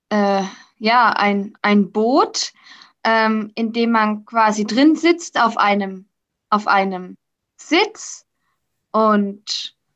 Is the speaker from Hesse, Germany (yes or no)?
no; Karlsruhe, Baden-Württemberg, Germany; ich komme aus Karlsruhe, mache zurzeit eine Ausbildung im mittleren Verwaltungsdienst.